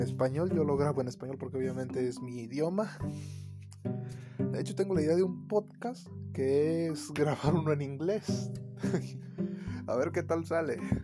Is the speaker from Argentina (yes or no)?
no; Mexico; Sin importar nuestra clase económica, todos somos mexicanos